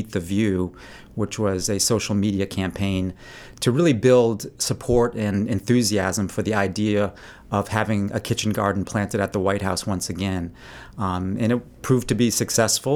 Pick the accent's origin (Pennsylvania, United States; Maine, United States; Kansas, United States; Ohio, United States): Maine, United States; also born or lived in Chicago, Illinois; I was born in Chicago, so I'm not officially a real Mainer, but I moved here when I was about 2 years old, so I'm pretty close.